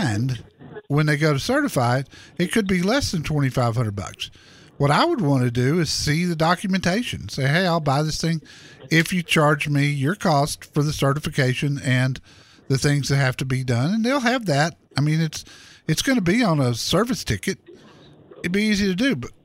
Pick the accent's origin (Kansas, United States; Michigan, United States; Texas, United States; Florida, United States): Texas, United States; Dallas; the neighborhood I grew up in Dallas